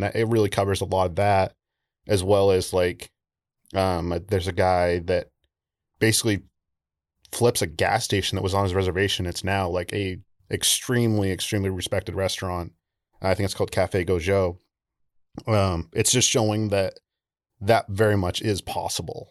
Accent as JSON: {"language": "English", "town": "Old Town", "region": "Maine", "country": "United States", "tie": "born or raised there", "said": "I grew up in on, uh, Penobscot Nation, which is an island on the Penobscot"}